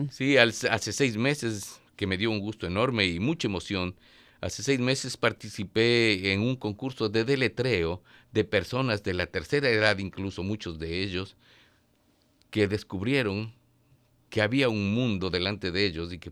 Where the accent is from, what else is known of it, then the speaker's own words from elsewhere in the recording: Ecuador; moved away as an adult; now in Washington area, United States; Tenemos los ecuatorianos, es innato en nosotros, es un espíritu de solidaridad.